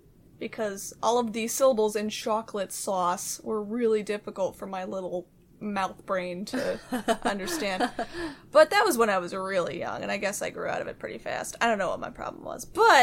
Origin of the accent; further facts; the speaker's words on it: Seattle, Washington, United States; I'm from Seattle and I've always lived here, so I don't know why my accent is so weird.